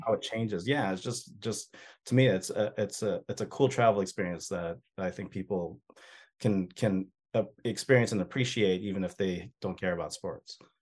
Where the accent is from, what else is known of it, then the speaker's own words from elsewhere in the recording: United States; I'm an American